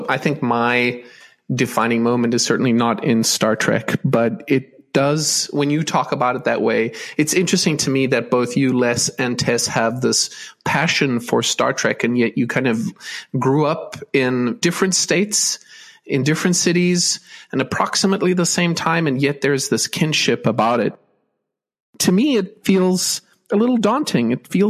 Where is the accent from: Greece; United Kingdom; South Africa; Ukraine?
South Africa; I grew up in South Africa under sanctions, so we had a fairly limited experience with American TV.